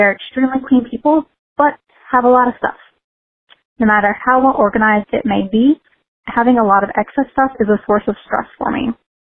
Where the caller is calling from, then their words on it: Richmond, Kentucky, United States; also born or lived in Colorado; I'm calling from Richmond, Kentucky. And within the next weeks, I'll be moving back to Colorado.